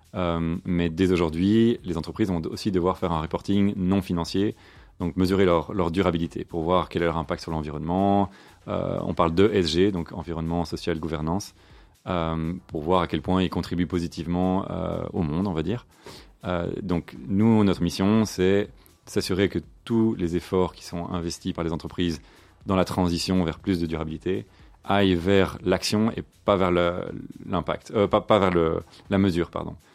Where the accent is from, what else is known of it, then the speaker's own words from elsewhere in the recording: Brussels, Brussels-Capital Region, Belgium; je suis bruxellois. Hein, born and raised. Donc j'ai grandi ici à Bruxelles avec deux frères